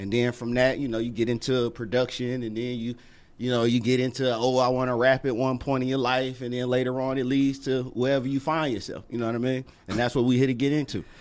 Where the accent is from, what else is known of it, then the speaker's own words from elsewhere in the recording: Atlanta, Georgia, United States; I was born in East Lake out of Atlanta